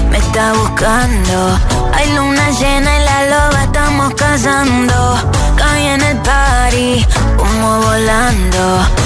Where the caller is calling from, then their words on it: Madrid, Community of Madrid, Spain; de Madrid